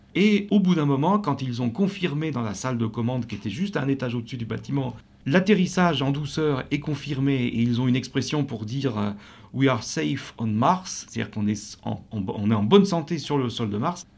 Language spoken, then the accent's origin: French; France; accent: French; notre franglais et euh, notre accent allemand pour l'un et français pour l'autre